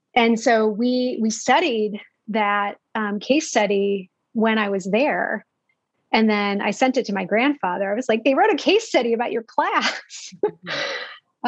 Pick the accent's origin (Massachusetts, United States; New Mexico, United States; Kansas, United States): Kansas, United States; Manhattan; I grew up in Kansas, uh, a small town called Manhattan, Kansas